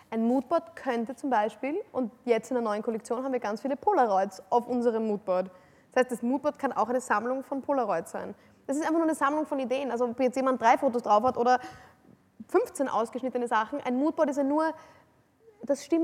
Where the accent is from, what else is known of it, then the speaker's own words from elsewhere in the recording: Vienna, Austria; also ich bin, ich bin äh, eine, im Herzen eine absolute Wienerin. Also ich, bin, ich liebe die Stadt Wien.